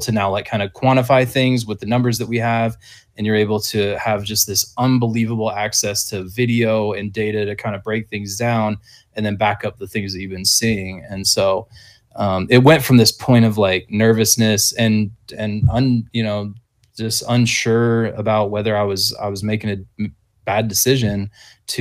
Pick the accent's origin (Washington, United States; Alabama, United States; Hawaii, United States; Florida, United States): Washington, United States; Whidbey Island; moved away; my hometown high school guys on Whidbey Island